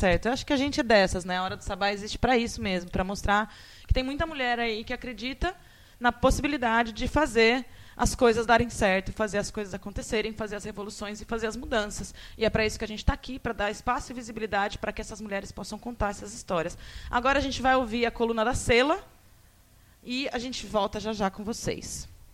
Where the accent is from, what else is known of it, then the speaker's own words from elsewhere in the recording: São Carlos, São Paulo, Brazil; now in Baixada Santista, Brazil; lá em São Carlos, minha terrinha natal